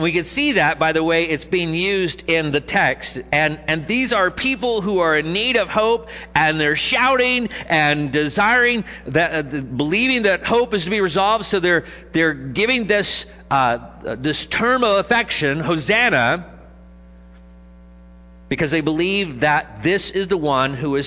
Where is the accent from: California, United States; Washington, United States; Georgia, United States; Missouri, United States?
Missouri, United States; Jackson; I'm from Jackson. They said, is that in Missouri? And I said, yes